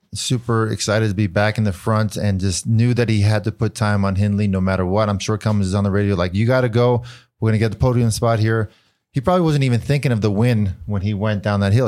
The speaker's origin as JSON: {"language": "English", "country": "United States", "said": "as an American"}